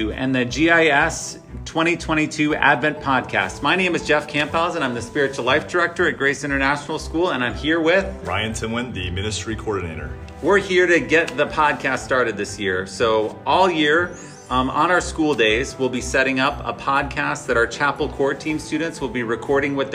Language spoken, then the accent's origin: English; Indonesia; as I grew up in Indonesia as a missionary kid, um, I went to actually live in the dorm from first grade.